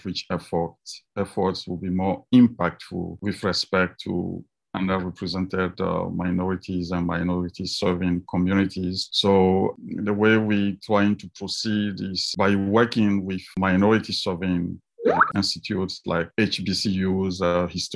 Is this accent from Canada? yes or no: no; Togo; moved away as an adult; now in United States; I was born in Africa, and I did my undergraduate in Togo in West Africa before I came to the US for a master's degree in physics